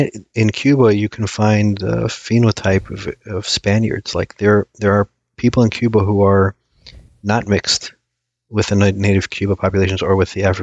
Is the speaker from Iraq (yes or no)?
yes; Iraq; So somebody in Iraq, my home country, tell